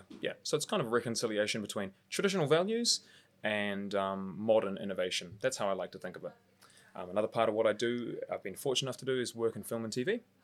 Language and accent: English; Mount Eden, Auckland, New Zealand; I grew up in Mount Eden, so just around the corner from where we are right now